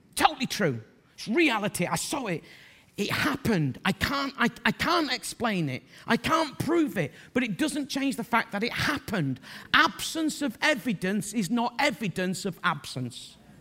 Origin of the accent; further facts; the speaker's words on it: Bradford, Yorkshire and the Humber, United Kingdom; I'm from Bradford